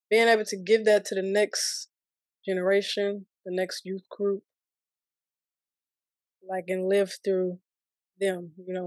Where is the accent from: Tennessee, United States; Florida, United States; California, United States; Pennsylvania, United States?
Tennessee, United States; Murfreesboro; moved away as an adult; also born or lived in Mississippi; raised in Tennessee.